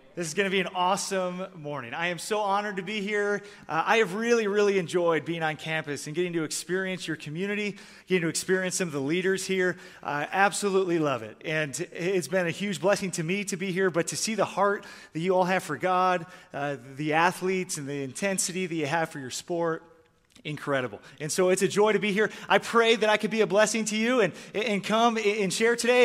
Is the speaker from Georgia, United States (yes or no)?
no; Michigan, United States; moved away; also born or lived in Canada; I grew up in Michigan, and I started playing hockey when I was four years old.